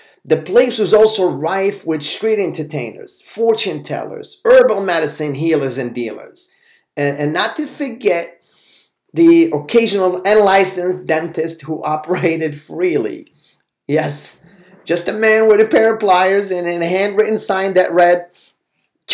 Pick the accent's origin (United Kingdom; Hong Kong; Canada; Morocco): Morocco; Casablanca, Casablanca-Settat; English is a second language; I grew up in the Maarif section of Casablanca, near Stade d'Honneur